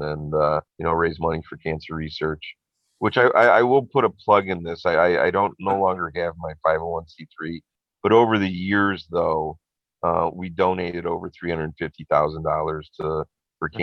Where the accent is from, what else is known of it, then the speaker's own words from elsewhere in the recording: Riverside, Illinois, United States; moved away as an adult; also born or lived in Westmont, Illinois; now in Scotland, United Kingdom; the hometown where I grew up in Riverside